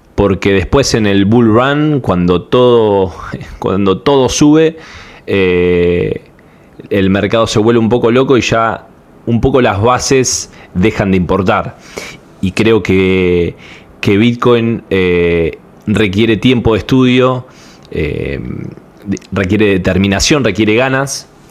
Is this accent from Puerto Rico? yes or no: no; Panama; de Panamá